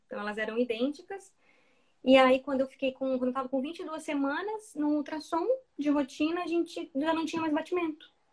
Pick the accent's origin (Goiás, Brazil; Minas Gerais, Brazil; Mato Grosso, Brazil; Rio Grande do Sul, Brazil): Mato Grosso, Brazil; moved away as an adult; now in Dublin, Ireland; como eu sou de Mato Grosso